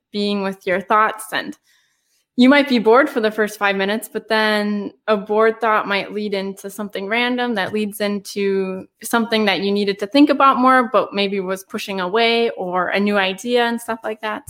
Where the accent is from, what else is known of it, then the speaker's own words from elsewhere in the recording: United States; growing up in America.